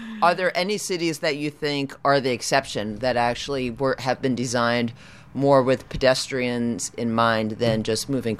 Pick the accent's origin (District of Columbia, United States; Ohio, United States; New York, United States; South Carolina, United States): New York, United States; now in California, United States; I grew up in New York and there's no right on red. And then I moved to California